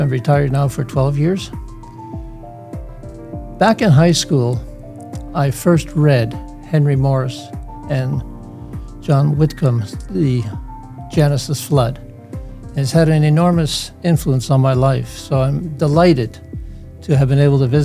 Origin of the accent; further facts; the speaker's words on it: Netherlands; moved away; also born or lived in Hamilton, Canada; I was born in the Netherlands in 1946